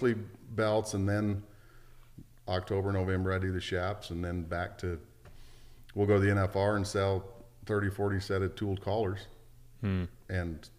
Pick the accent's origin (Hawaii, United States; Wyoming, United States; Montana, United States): Wyoming, United States; Big Piney; I was raised in Wyoming, Big Piney, Wyoming, just south of Jackson Hole there